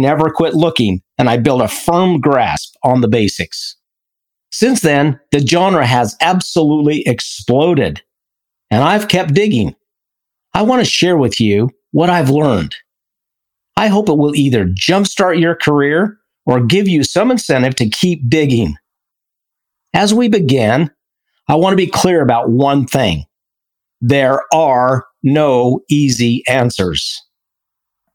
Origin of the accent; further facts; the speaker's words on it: Idaho, United States; from Idaho